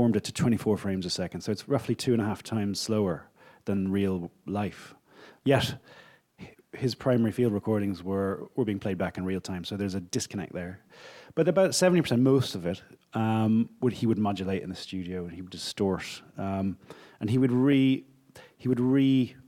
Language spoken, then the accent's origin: English; Ireland; I'm Irish.